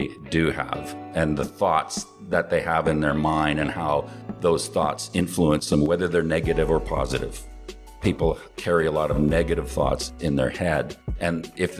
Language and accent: English; Vancouver, British Columbia, Canada; also born or lived in North Delta / Coquitlam; now in Vietnam; It's pretty nice growing up there. I mean, I lived in Vancouver mostly.